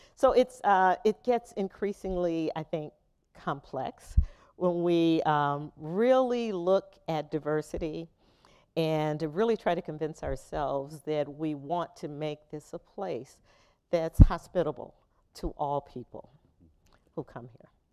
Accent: Cleveland, Ohio, United States; accent: Cleveland; This is a Cleveland accent

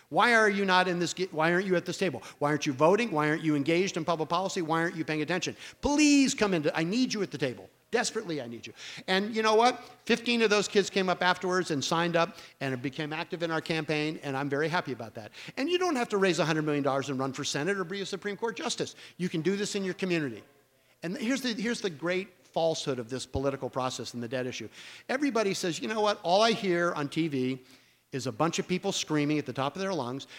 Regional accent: United States; also born or lived in Connecticut / Texas; I grew up in Connecticut and Texas

